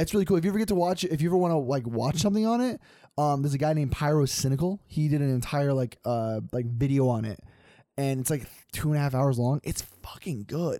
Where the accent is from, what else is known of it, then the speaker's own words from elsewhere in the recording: Grants Pass, Oregon, United States; moved away; I grew up in Grand Pass, Oregon